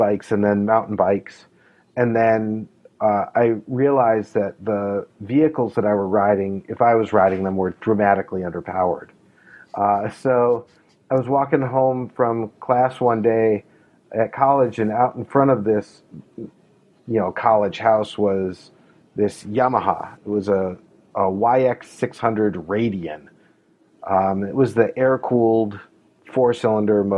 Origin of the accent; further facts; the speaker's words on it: La Crosse, Wisconsin, United States; also born or lived in Utah; now in Minnesota, United States; I grew up in La Crosse, Wisconsin, near Milwaukee